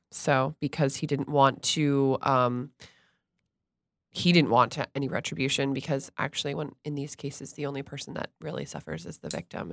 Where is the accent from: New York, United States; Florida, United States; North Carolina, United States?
Florida, United States; Stuart; moved away; I grew up in Stuart, Florida